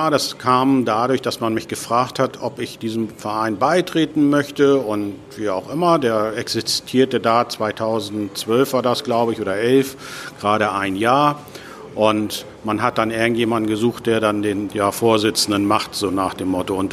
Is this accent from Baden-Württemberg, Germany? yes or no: no; Hamburg, Germany; Ich komme aus Hamburg, da ist das schon ganz schön heftig